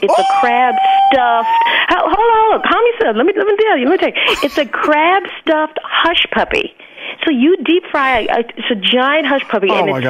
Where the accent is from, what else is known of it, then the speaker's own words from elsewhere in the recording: Alabama, United States; Because I grew up born and raised in Alabama, and my family is from like the islands of Jamaica and Trinidad.